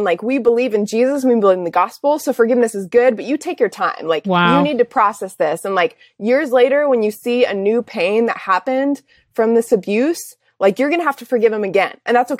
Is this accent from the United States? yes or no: no; Czechia; I grew up overseas in Czech Republic as a missionary kid.